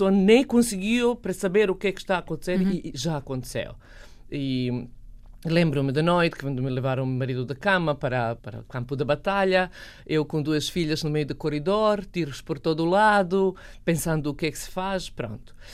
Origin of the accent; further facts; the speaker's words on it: Bosnia & Herzegovina; born there; also born or lived in Serbia; eu nasci na Bósnia, vivi na Sérvia e depois fui para Sarajevo viver com uma um croata que vivia em Sarajevo